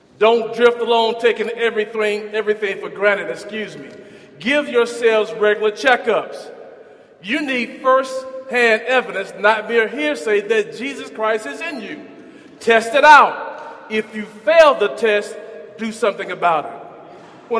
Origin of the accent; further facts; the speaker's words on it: Huntsville, Alabama, United States; also born or lived in Arkansas; as a young boy growing up in Huntsville